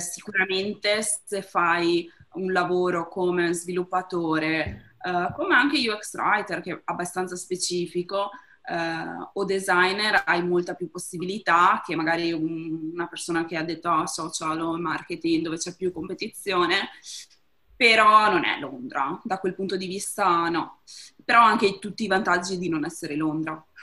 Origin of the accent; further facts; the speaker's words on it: province of Treviso, Veneto, Italy; moved away as an adult; now in Amsterdam, Netherlands; nata e cresciuta in provincia di Treviso, da quattro anni vivo ad Amsterdam